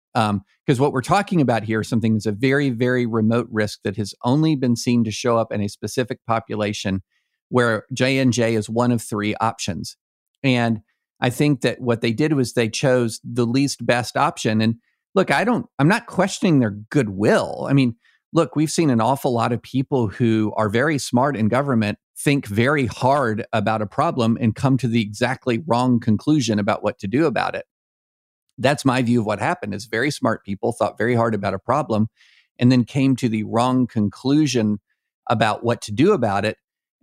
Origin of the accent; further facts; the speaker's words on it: Kentucky, United States; moved away; I grew up in Kentucky